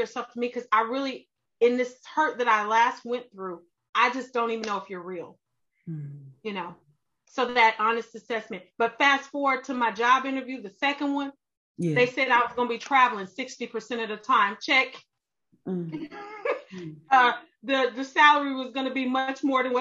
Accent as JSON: {"language": "English", "region": "Arkansas", "country": "United States", "tie": "born or raised there", "also_born_or_lived": "Texas", "moved": "yes", "lives_now": "Georgia, United States", "said": "I'm from Arkansas. I live in Texas."}